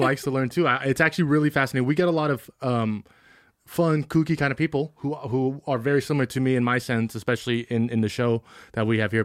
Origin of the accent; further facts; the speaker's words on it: Benicia, California, United States; from a small town like Benicia